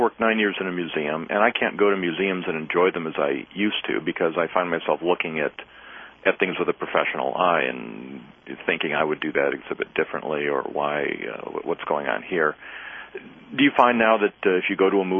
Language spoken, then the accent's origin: English; Midwest, United States; now in the South, United States; Where I grew up in the Midwest